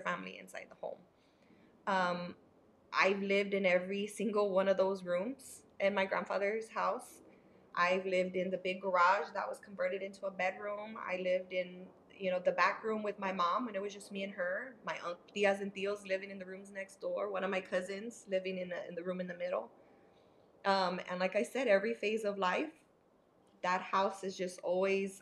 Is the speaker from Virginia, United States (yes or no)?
no; San Antonio, Texas, United States; San Antonio born and raised.